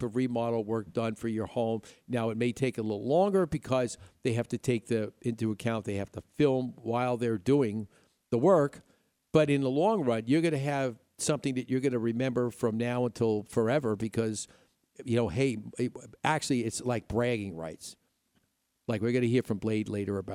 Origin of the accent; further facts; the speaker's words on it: Upstate New York, United States; moved away; also born or lived in Midwest; growing up in New York, you had hills and trees and mountains